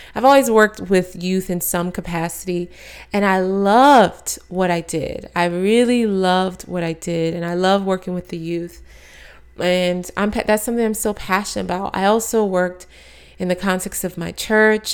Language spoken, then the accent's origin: English; Maryland, United States; moved away as an adult; also born or lived in Texas / Atlanta, Georgia / New York City; I was born in Texas, raised in Maryland, went to school in Atlanta, Georgia